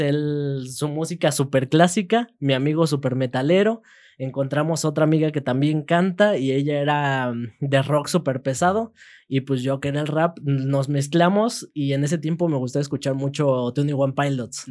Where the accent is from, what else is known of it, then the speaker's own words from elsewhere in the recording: Peñamiller, Querétaro, Mexico; cuando era chiquito vivía en Peñamiller, entonces en Peñamiller siempre era que el duranguense, que el norteño, que este, la quebradita, que el, el reque. Ya después este, me vengo acá a Querétaro